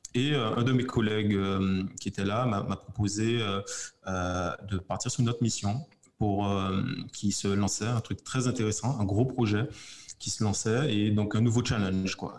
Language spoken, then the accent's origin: French; Guadeloupe; moved away as an adult; also born or lived in metropolitan France; now in Martinique; je suis guadeloupéen et je vis en Martinique